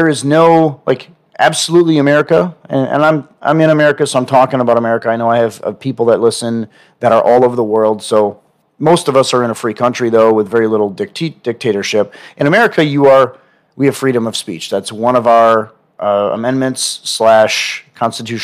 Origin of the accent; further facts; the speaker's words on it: Milwaukee, Wisconsin, United States; also born or lived in Wauwatosa, Wisconsin; now in Austin, United States; I'm from Wisconsin. I'm from Milwaukee.